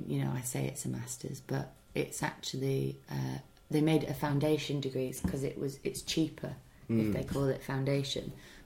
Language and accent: English; Bolton, North West England, United Kingdom; accent: Bolton; I thought they'd want my Bolton accent for it, actually. But I'm from Bolton, which is near Manchester.